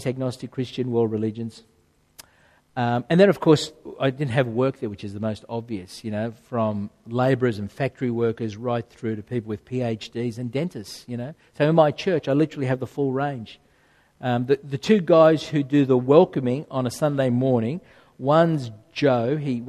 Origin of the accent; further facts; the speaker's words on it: Rouse Hill, New South Wales, Australia; I grew up in Rudy Hill on a market garden growing vegetables